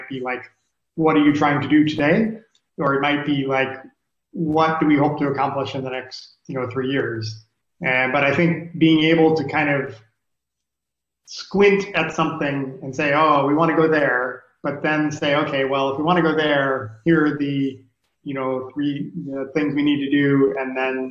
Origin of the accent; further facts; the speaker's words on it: Hawaii, United States; I was born in Hawaii